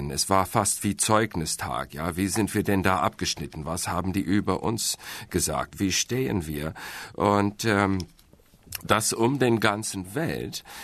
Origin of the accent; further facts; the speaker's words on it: United States; German is a second language; Und daher äh, als Amerikaner, ich bin ja immer optimistisch, sage ich, Glas ist halb voll.